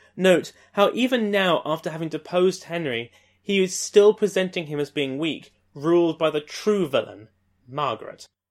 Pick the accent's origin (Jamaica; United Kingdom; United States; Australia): United Kingdom; moved away